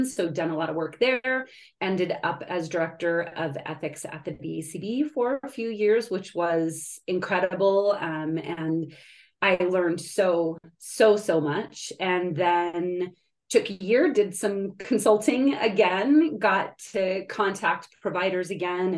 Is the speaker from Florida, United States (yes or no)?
no; California, United States; I'm from California originally.